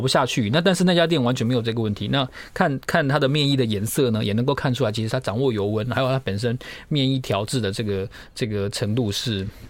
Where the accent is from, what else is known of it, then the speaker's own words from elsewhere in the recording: Pingtung County, Taiwan; 我在屏东长大